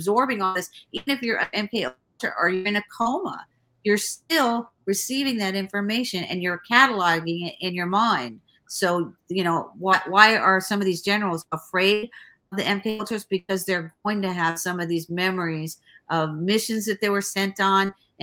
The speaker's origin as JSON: {"language": "English", "town": "Miami", "region": "Florida", "country": "United States", "tie": "born or raised there", "said": "I was raised in Ives Estates, okay? That's significant, in Miami, Florida"}